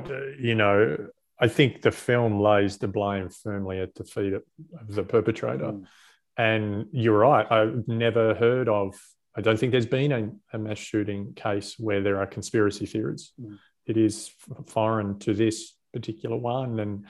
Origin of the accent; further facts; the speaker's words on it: Australia; That was the moment as an Australian I felt the proudest.